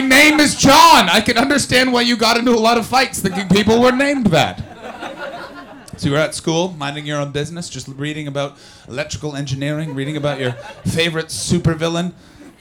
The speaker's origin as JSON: {"language": "English", "country": "Canada", "said": "I'm from Canada"}